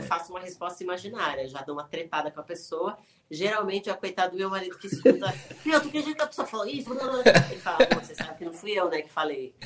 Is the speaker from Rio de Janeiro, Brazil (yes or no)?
no; São Paulo, Brazil; I'm from São Paulo